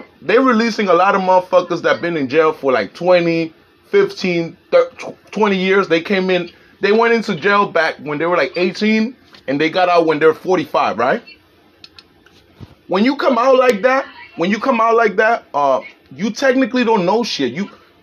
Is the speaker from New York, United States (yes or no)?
yes; New York City, New York, United States; moved away as an adult; also born or lived in Colombia; now in California, United States; I grew up in the Bronx. I'm in California now